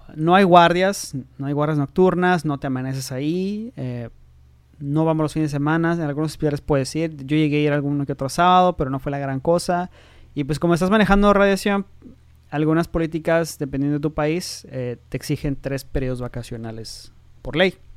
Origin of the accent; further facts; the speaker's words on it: Tijuana, Baja California, Mexico; also born or lived in Mexico City; soy de Tijuana